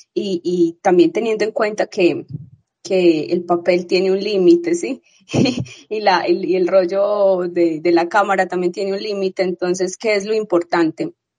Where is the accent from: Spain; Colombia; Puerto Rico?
Colombia; Medellín, Antioquia; he, nacido y he vivido aquí